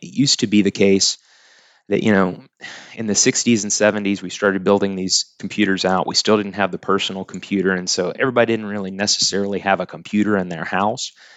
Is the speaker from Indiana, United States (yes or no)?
no; Tuttle, Oklahoma, United States; also born or lived in Norman, Oklahoma; grew up in Tuttle, Oklahoma